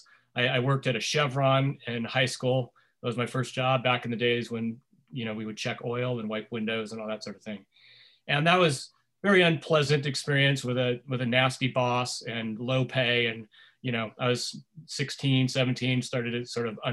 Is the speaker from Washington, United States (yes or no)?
yes; Washington, United States; also born or lived in San Diego, California; I was born in California, in San Diego. My family moved to the Pacific Northwest when I was 10. And my dad was a carpenter in California and also in Washington State